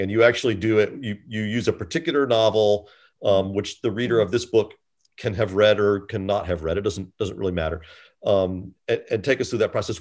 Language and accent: English; United States; I am also an American